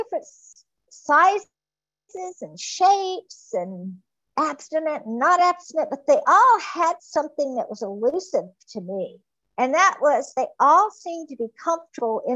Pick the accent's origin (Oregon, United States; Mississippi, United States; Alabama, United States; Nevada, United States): Mississippi, United States; I was from Mississippi